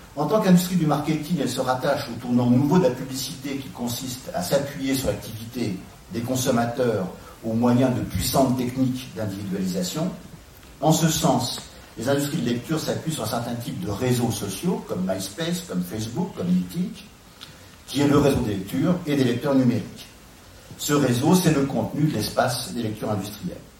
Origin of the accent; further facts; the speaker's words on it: France; en tant que Français